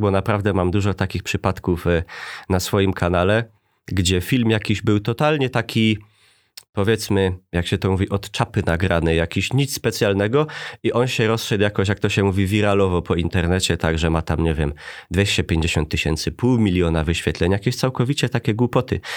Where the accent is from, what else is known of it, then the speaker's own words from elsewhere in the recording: Bytom, Silesian Voivodeship, Poland; accent: Silesian; urodziłem się i wychowałem w takiej dzielnicy Bytomia